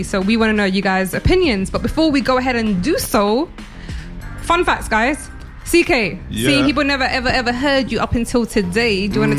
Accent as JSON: {"language": "English", "region": "London", "country": "United Kingdom", "tie": "born or raised there", "said": "I am from West and South London. I'm everywhere, really and truly."}